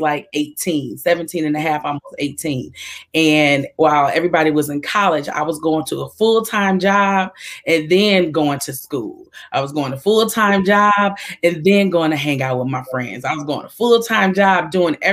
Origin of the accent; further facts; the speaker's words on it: Detroit, Michigan, United States; I am from Detroit, Michigan, the Motor City